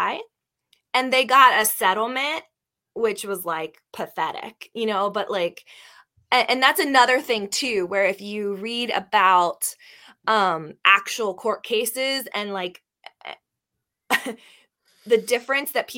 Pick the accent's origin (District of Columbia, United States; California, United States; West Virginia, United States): West Virginia, United States; Northern Panhandle of; I grew up in the Northern Panhandle of West Virginia